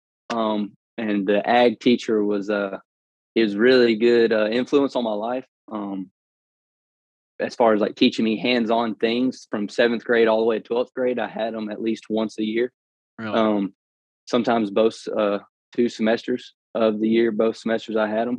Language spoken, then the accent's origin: English; Berry, Alabama, United States; now in Birmingham, United States; I'm from a very small town called Barry, Alabama